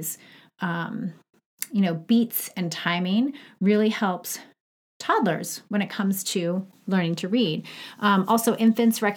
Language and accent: English; Long Island, New York, United States; moved away as an adult; also born or lived in Syracuse / Atlanta; I grew up in Long Island